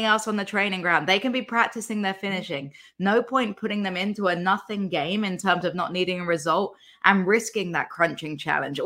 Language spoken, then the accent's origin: English; England, United Kingdom; the Harry Kane that we all know and love as English people